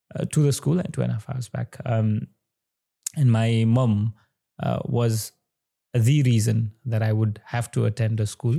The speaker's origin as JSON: {"language": "English", "area": "Sankhuwasabha, eastern Nepal", "region": "Koshi Province", "country": "Nepal", "tie": "born or raised there", "said": "i was born in uh, the eastern part of nepal uh, district called sankwa mm-hmm. and my village would specifically be chiraite"}